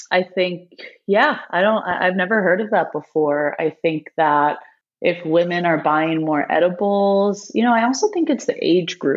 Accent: East Coast, United States; I'm, I'm from the East Coast, so I'm in all black right now.

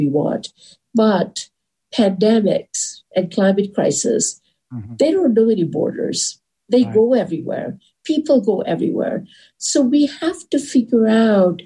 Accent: India; moved away as an adult; also born or lived in California; I come from India

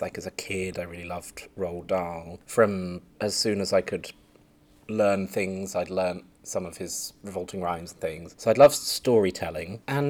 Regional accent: Winchester, South East England, United Kingdom; also born or lived in Belgium; I was born in the south of England in a place called Winchester, which has a big cathedral, the longest nave in Europe. Fun fact. But I grew up, did some of my growing up in Belgium

